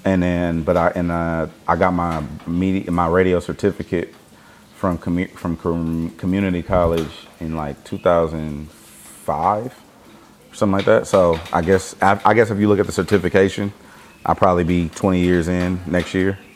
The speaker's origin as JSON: {"language": "English", "town": "Los Angeles", "region": "California", "country": "United States", "said": "I'm from the East Side in L.A."}